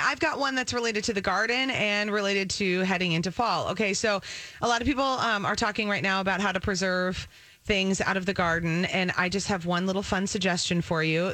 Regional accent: Minnesota, United States; also born or lived in Wisconsin; I've born and bred in Minnesota, but a Badger, so my heart is in both places

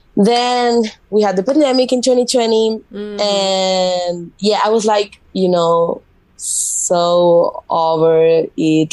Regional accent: Mallorca, Balearic Islands, Spain; first language Spanish; English is a second language; moved away as an adult; also born or lived in Madrid; now in United States; I moved to Madrid because I'm from Mallorca, it's an island from Spain.

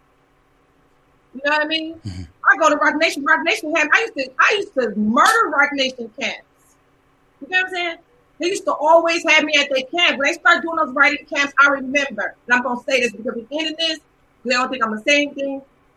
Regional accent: Nebraska, United States; I'm from Nebraska

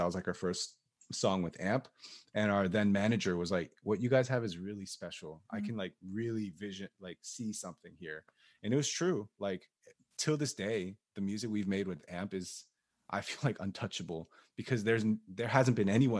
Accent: Maryland, United States; He lived like 45 minutes away from me because we're both from Maryland.

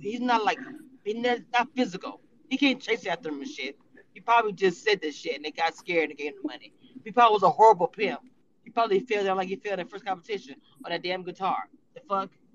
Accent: Louisiana, United States; I'm from Louisiana, we're Creole

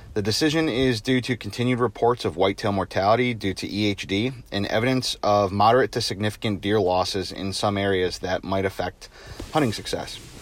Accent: Simsbury, Connecticut, United States; my hometown in Simsbury, Connecticut

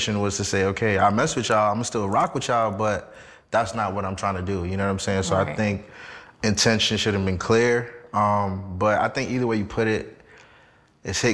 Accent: New York, United States; all of us are from New York

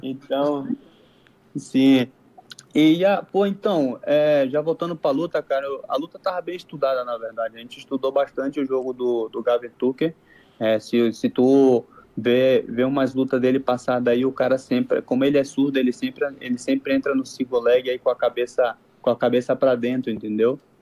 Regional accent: Manaus, Amazonas, Brazil; moved away as an adult; now in Mexico; sou brasileiro, sou, sou natural de Manaus

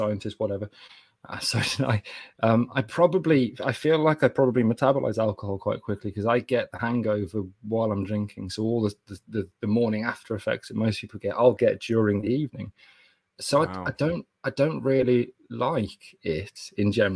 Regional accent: Kidderminster, West Midlands, United Kingdom; I'm from Kidderminster

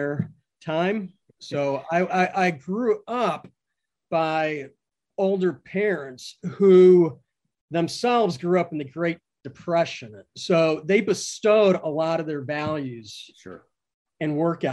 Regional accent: central Connecticut, United States; now in Costa Rica; I grew up in Connecticut, New England, in central Connecticut

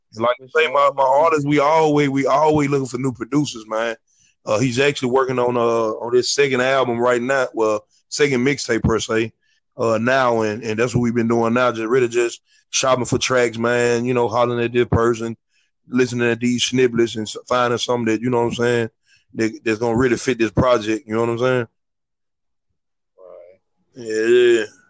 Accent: Memphis, Tennessee, United States; also born or lived in Atlanta / Chicago; I'm from North Memphis

